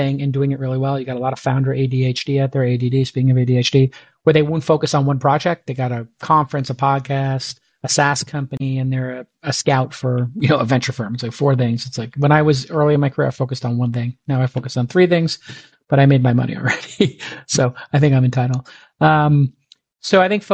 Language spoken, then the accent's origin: English; New York City, New York, United States; growing up where I grew up in Brooklyn, Bay Ridge